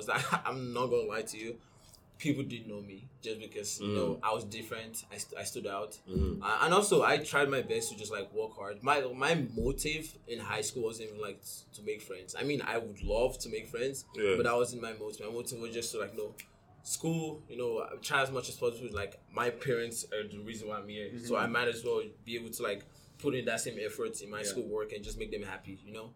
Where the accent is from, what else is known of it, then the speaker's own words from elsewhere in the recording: Nigeria; now in Canada; I'm Nigerian